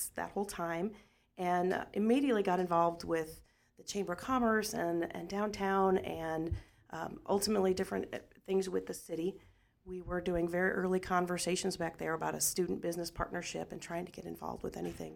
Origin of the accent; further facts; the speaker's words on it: Washington, Missouri, United States; I grew up in Washington